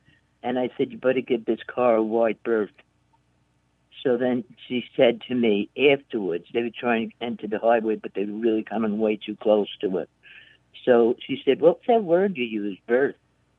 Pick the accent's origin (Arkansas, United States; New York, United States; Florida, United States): New York, United States; New York City; now in upstate New York, United States; I'm originally from the South Bronx, and I live in upstate New York. I'm 76.